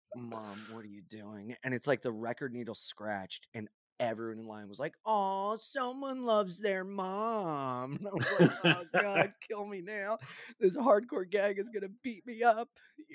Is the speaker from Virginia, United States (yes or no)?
no; Delaware, United States; there was this local band in Delaware, because we're from Delaware.